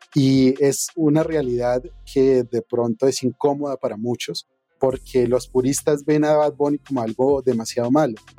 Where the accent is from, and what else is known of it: Colombia